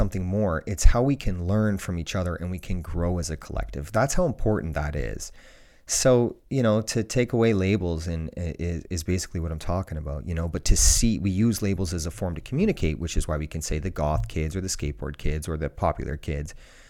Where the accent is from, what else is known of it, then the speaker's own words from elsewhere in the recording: Ontario, Canada; Where I grew up in Ontario, Canada, it's the same for every school in the world.